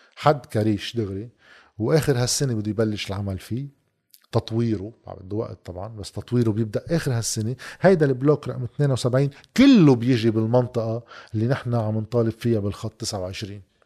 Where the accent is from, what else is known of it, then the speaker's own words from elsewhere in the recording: Lebanon; نحن كدولة لبنانية